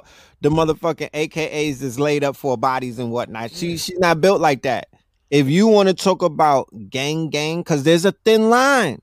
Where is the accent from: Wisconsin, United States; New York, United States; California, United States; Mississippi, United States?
New York, United States; I'm from New York